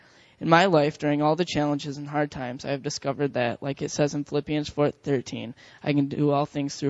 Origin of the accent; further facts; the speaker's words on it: Grand Rapids, Michigan, United States; I was born in 1993 in Grand Rapids, Michigan, and I've always lived in a good Christian home.